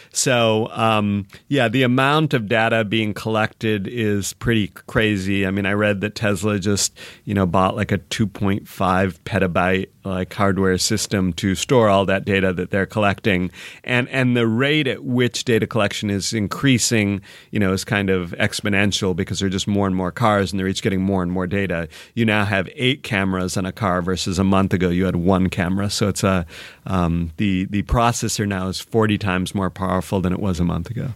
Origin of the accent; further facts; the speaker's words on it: Michigan, United States; also born or lived in Seattle; now in Los Angeles, United States; I grew up in Michigan, but I was in Seattle a long time